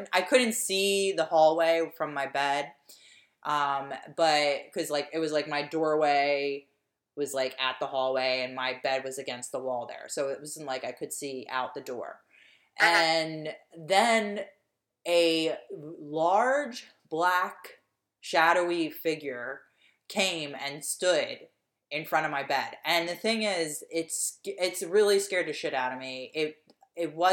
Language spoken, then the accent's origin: English; Lansdowne, Pennsylvania, United States; accent: Delco; the house that I grew up in on Stratford Avenue in Lansdowne